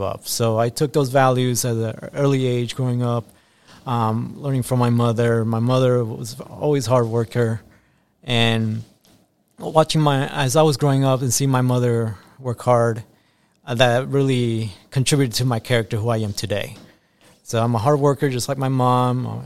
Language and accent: English; Tampa, Florida, United States; English is a second language; also born or lived in Guayaquil, Ecuador; I was born in Guayaquil, Ecuador, and then I came to the United States at age five and grew up in the United States and specifically in Tampa, Florida